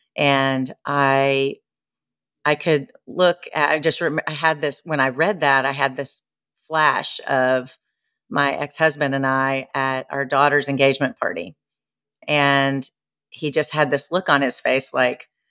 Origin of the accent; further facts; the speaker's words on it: Nashville, Tennessee, United States; moved away as an adult; now in Newport, United States; I'm from Nashville, but I live in Newport, Rhode Island by the ocean right now